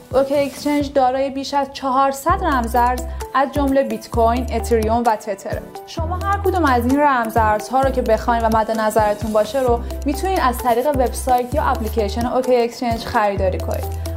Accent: Iran; ما به عنوان یه ایرانی

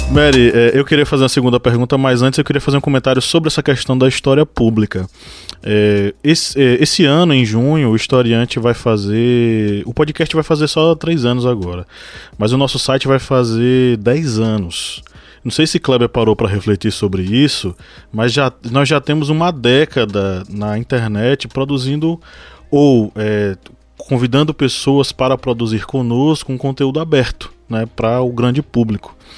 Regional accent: interior of the Northeast, Northeast Region, Brazil; nós sermos produtores de conteúdo do interior do Nordeste. A gente ainda sofre preconceito em relação a isso, né? O sotaque e tal

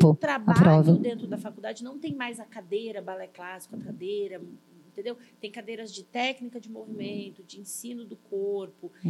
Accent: Cascavel, Paraná, Brazil; also born or lived in Curitiba; Então eu saí de Cascavel, que é minha cidade, fui morar em Curitiba para fazer a FAP.

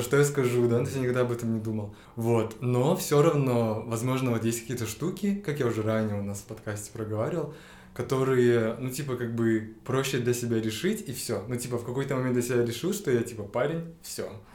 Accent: Shymkent, Kazakhstan; now in Almaty, Kazakhstan; Я родом из Шенкента, но уже много лет живу в Алматы

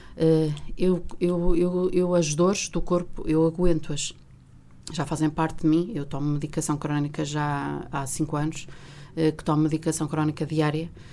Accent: Vila Real, Norte, Portugal; also born or lived in Coimbra; eu saí de Vila Real a, ah, aos 18 ah, anos para, para ingressar no curso de Direito na Faculdade de Direito da Universidade de Coimbra

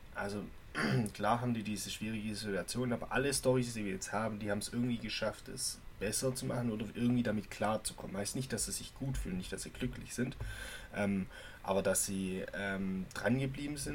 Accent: Germany; bei uns in Deutschland

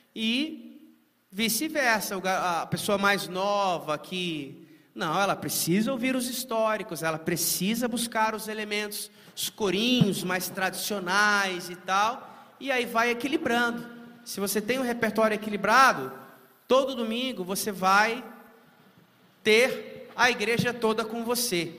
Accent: Timóteo, Minas Gerais, Brazil; moved away; em Timóteo, Minas Gerais, minha terra natal, onde eu me converti lá

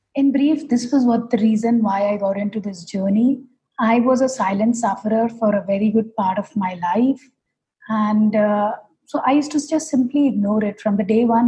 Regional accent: Kolkata, West Bengal, India; moved away as an adult; now in Hyderabad, India; my home state being calcutta

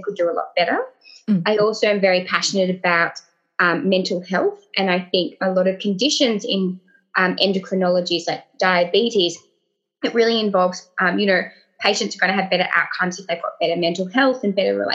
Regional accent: Tasmania, Australia; now in Sydney, Australia; I'm originally from Tasmania.

